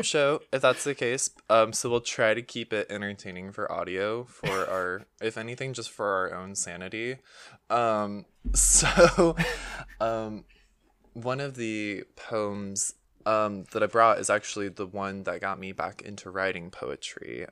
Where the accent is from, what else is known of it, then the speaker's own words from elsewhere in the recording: United States; we're American